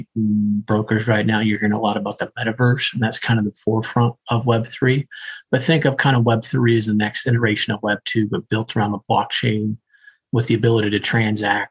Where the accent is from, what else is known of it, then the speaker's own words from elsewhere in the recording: Indiana, United States; I'm from Indiana